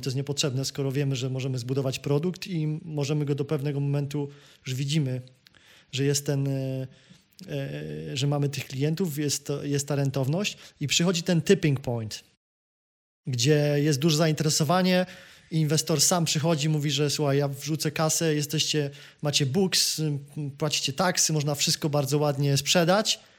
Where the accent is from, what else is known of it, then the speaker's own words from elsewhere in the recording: Kraków, Lesser Poland, Poland; ja jestem Krakusem z Krakowa